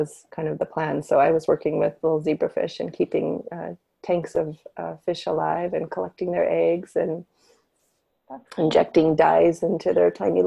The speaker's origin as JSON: {"language": "English", "region": "Northern California", "country": "United States", "tie": "born or raised there", "moved": "as an adult", "lives_now": "Portland, United States", "said": "I grew up in Northern California"}